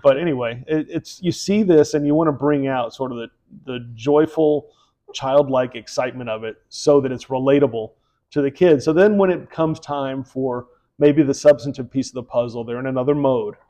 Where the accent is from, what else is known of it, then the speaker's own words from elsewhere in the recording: Houston, Texas, United States; moved away; also born or lived in Philadelphia / New York; I'm I'm from Houston